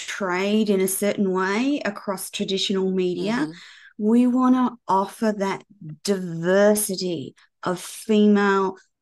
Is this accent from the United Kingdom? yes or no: no; Australia; moved away as an adult; also born or lived in Florida, United States; obviously I'm Australian, but I started this journey based in America.